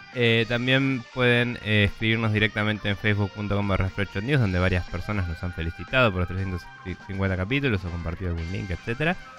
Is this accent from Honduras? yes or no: no; Bahía Blanca, Buenos Aires Province, Argentina; moved away; yo también soy de Bahía Blanca, Yupi. Em, y como la mayoría de la gente que conozco de Bahía Blanca, me fui ahí muy de pendejo y no quiero volver